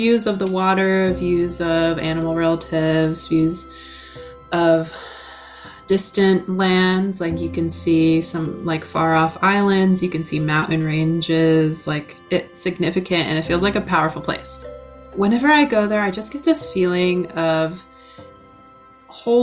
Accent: La Conner, Washington, United States; I grew up on the Swinomish Reservation, and then within next to the reservation is the town of LeConnor

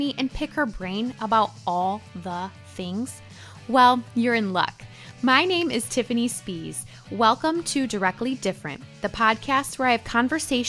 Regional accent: Midwest, United States; the Midwest where I'm from

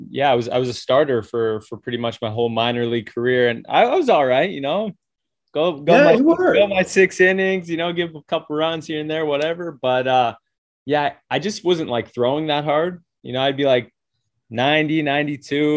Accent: Toronto, Ontario, Canada; I'm from Toronto

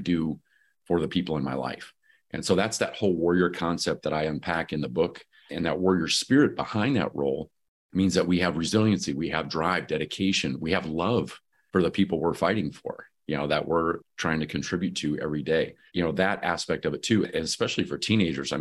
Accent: Michigan, United States; moved away; I'm originally from Michigan

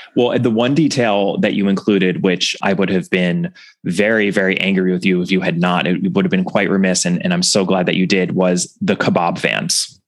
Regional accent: United States; as an American

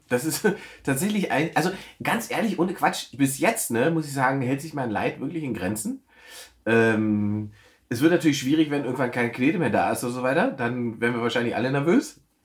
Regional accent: East Germany, Germany; ich bin Ossi

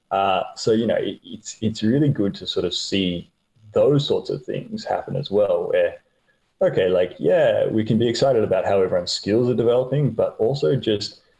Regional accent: Queensland, Australia; As a, as a Queenslander, uh, I get out a lot of hiking, that sort of thing.

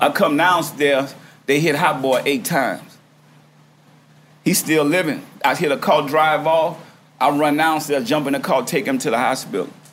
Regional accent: New Orleans, Louisiana, United States; I'm from New Orleans

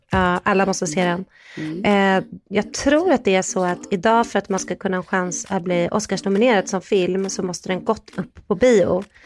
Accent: Sweden; vi är från Sverige

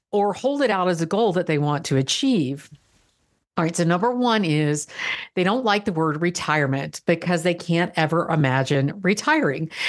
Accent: Florida, United States; I'm from Florida

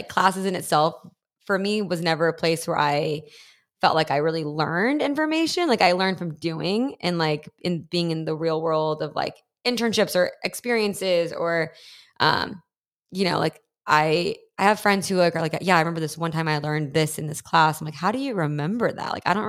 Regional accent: Dallas, Texas, United States; And my parents kind of plopped there because my mom's from Los Angeles. My dad's South African and immigrated to LA. So they moved to Dallas before I was born for my dad's work.

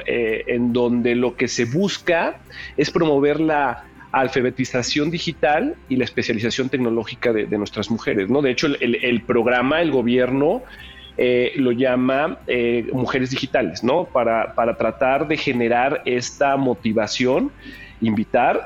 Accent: Mexico; como mexicano

